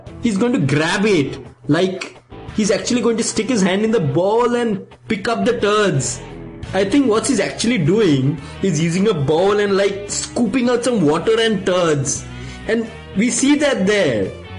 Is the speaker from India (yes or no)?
yes; Delhi, India; When I was growing up in Delhi, I had to get a physical for like school or something.